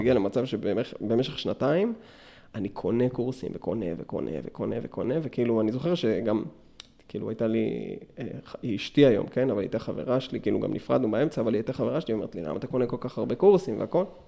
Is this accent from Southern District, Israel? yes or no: yes; Meitar, Southern District, Israel; now in Beersheba, Israel; עד גיל שש עשרה בערך גדלתי במיתר